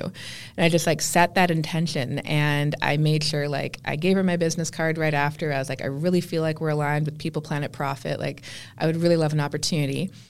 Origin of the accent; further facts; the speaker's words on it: Canada; I just looked at myself more as being Canadian